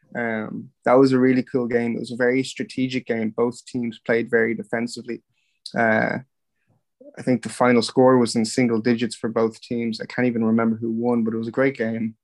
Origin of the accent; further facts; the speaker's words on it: Ireland; also born or lived in Overland Park, Kansas / Wichita, Kansas; grew up in Wichita, in just a sub uh, sub city just off Wichita, Kansas. Um, yeah, so grew up there uh, until I was five years old. Um, when I was five, then uh, the family moved over to Ireland